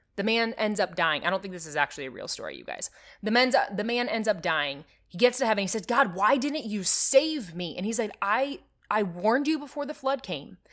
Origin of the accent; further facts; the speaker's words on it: Nebraska, United States; I am from Nebraska